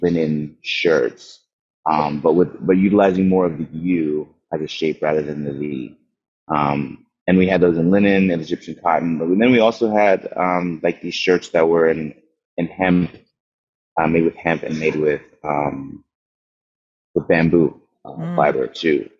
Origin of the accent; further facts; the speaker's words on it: Windhoek, Khomas, Namibia; I was born in Namibia, Windhoek, Namibia, in southern Africa, um, in '93.